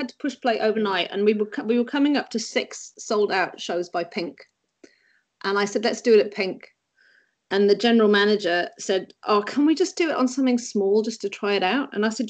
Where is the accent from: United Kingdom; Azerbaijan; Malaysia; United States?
United Kingdom; England; even the chips are, as in the crisps, I call them because being English